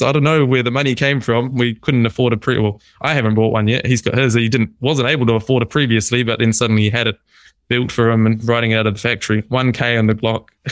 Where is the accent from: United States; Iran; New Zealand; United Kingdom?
New Zealand; moved away; also born or lived in Melbourne, Australia; So I'm from New Zealand. I was living in Melbourne.